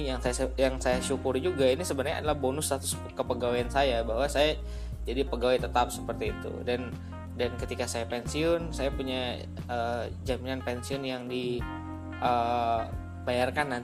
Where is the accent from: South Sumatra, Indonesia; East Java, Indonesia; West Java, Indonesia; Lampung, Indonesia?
South Sumatra, Indonesia; Palembang; saya kembali ke daerah asal saya saya dari Palembang kebetulan dan saya berencana untuk mengabdi di alma mater S1 saya